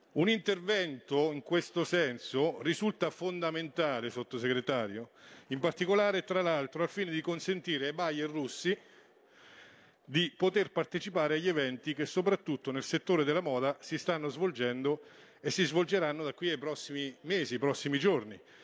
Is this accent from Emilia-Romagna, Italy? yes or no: no; Montegranaro, Marche, Italy; mio paese Montegranaro